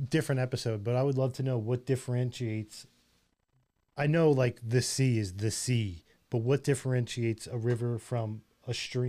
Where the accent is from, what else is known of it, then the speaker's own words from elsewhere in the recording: New York, United States; I was born in New York.